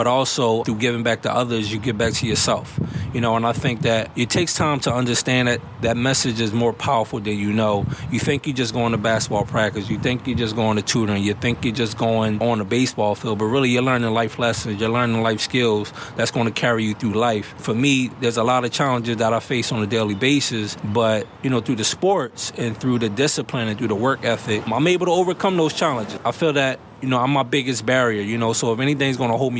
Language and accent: English; Philadelphia, Pennsylvania, United States; As a child growing up in Mount Airy and Germantown